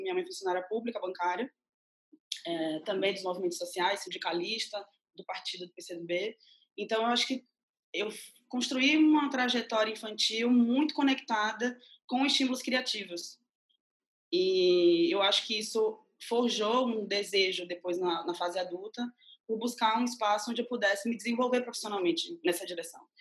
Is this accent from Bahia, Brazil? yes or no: yes; Mundo Novo, Bahia, Brazil; eu sou baiana, eu nasci numa cidade chamada Mundo Novo, e que fica a 315, 30 quilômetros de Salvador